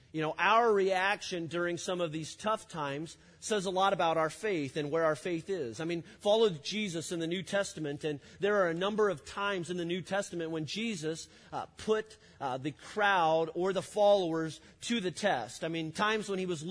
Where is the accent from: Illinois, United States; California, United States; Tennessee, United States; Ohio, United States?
Illinois, United States; I grew up in Illinois